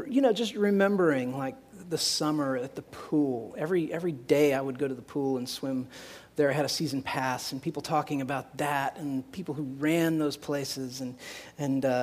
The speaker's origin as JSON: {"language": "English", "town": "Tipton", "region": "Indiana", "country": "United States", "tie": "born or raised there", "said": "that's my hometown, a little hometown"}